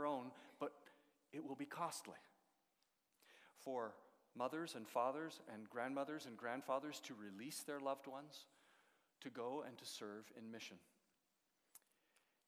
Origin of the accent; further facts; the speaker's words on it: Edmonton, Alberta, Canada; moved away as an adult; also born or lived in Russia; now in London, Canada; I grew up in Edmonton